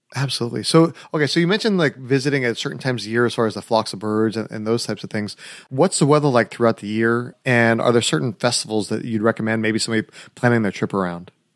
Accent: California, United States; I'm from California

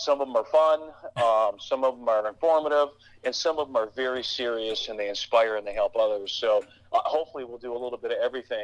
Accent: about 50 miles north of Detroit, Michigan, United States; I was born in Michigan, about 50 miles north of Detroit.

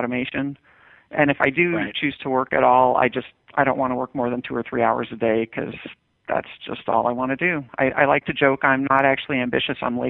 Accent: Westchester County, New York, United States; I grew up in Westchester County, New York, which is one of the wealthiest places in the nation

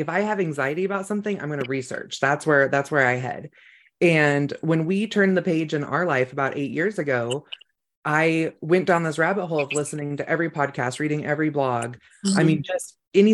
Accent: Sonoma County, California, United States; I grew up in Sonoma County

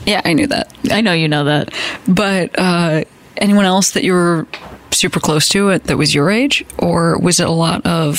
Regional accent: Chicago, Illinois, United States; But Chicago is one of those places. That's where I grew up.

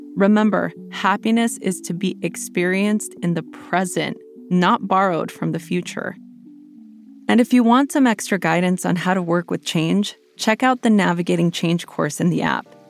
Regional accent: Los Angeles, California, United States; moved away as an adult; also born or lived in Portland, Oregon; I grew up in Los Angeles

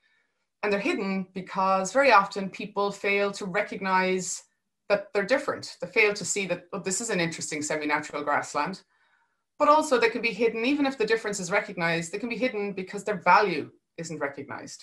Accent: Charleville, Munster, Ireland; I'm from Dairy Country in the Golden Vale, just outside Charleville in North Cork

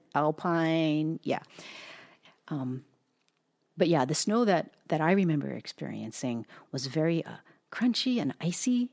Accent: the Big Island, Hawaii, United States; I was raised on the Big Island

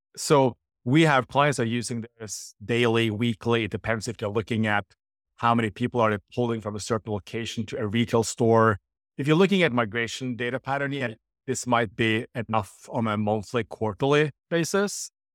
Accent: Norway; I'm from Norway

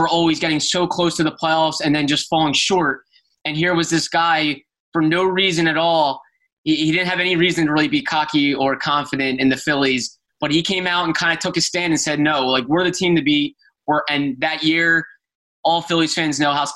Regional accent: Philadelphia, Pennsylvania, United States; I grew up in the Philadelphia area

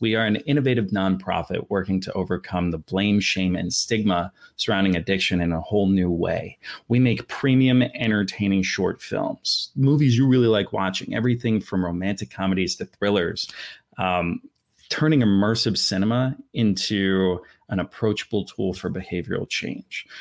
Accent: Philadelphia, Pennsylvania, United States; I'm from Center City, Philadelphia

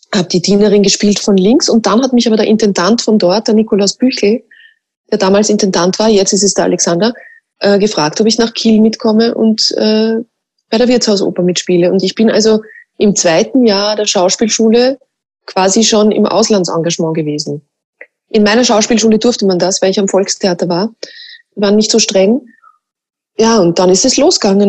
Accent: Mostviertel, Lower Austria, Austria; accent: Mostviertler Dialekt; ich rede auch Mostviertler Dialekt

